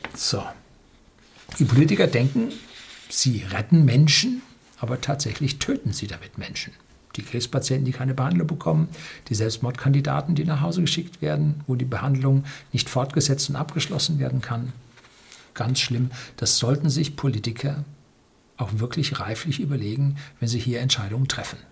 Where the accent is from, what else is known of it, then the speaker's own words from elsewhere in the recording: Germany; wir sind als Deutsche